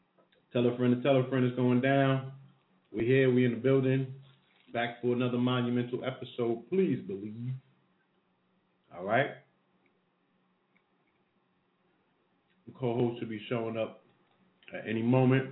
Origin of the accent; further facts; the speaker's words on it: New York City, New York, United States; I'm from Brooklyn